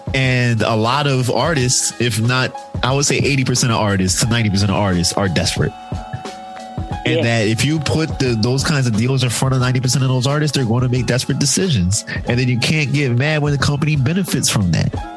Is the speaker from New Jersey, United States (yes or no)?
no; Philadelphia, Pennsylvania, United States; we're from Philadelphia